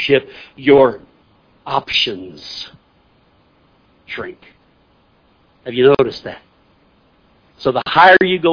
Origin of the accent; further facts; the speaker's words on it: Missouri, United States; I'm from Missouri